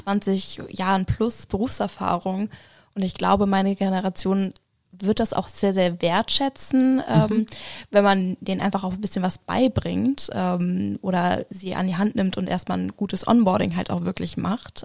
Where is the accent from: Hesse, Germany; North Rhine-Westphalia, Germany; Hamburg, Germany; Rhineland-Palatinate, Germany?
Hamburg, Germany; moved away as an adult; now in Schmalkalden, Germany; komme auch gebürtig aus Hamburg